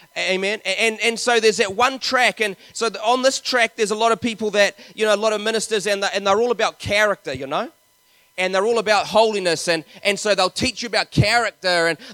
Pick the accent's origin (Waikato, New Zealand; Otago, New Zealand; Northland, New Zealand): Waikato, New Zealand; Te Awamutu; I grew up in Te Aumutu in the Waikato